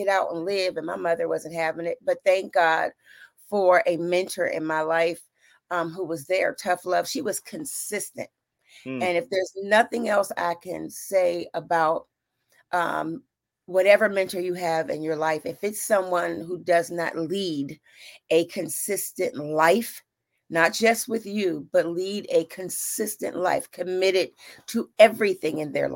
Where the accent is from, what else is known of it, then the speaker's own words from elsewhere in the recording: Pittsburgh, Pennsylvania, United States; now in Dallas, United States; I'm from Pittsburgh. I live in Dallas now